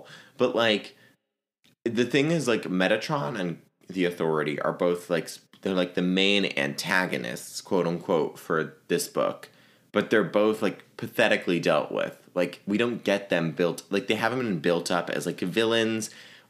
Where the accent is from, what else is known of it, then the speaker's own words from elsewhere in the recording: Virginia, United States; I can say that because I'm from Virginia